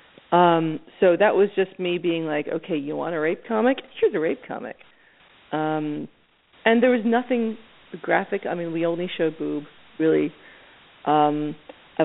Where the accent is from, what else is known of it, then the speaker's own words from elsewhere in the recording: Philadelphia, Pennsylvania, United States; I grew up in Philadelphia watching a lot of like Channel 29